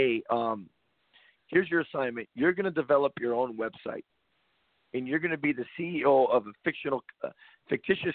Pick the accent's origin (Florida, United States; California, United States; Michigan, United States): California, United States; I grew up in California